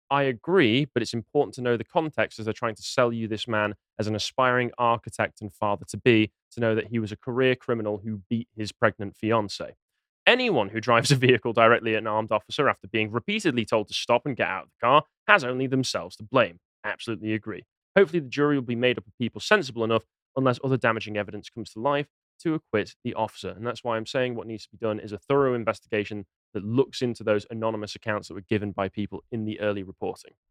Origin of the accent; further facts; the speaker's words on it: England, United Kingdom; I'm from Mercia anyway. People, uh, Northerners are saying I'm not Northern enough for them. Fine, I'll just accept being a Mercian.